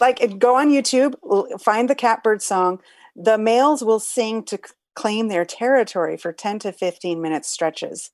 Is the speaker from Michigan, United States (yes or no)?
yes; Detroit, Michigan, United States; moved away; back in Detroit, my hometown